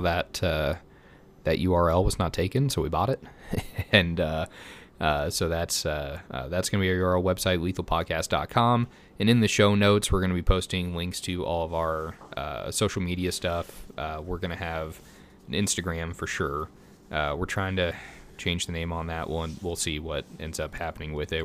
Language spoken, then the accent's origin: English; Missouri, United States; also born or lived in Colorado; I'm from Missouri